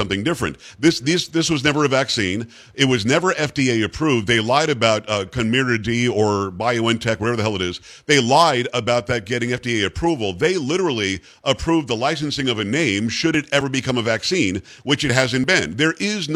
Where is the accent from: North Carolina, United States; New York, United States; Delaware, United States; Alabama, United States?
New York, United States; now in Texas, United States; I'm from New York originally